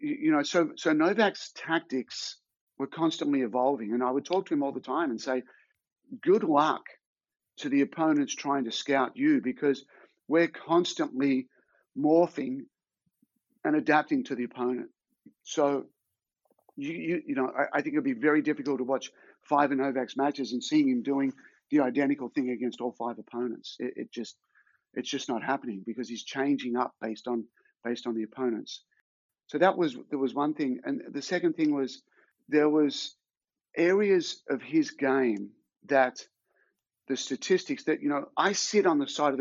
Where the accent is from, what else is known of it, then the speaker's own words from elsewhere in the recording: Australia; my hometown in Australia